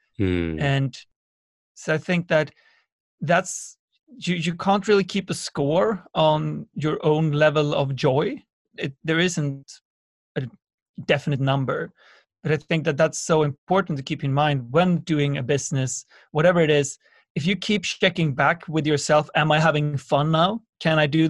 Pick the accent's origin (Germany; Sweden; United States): Sweden; born or raised there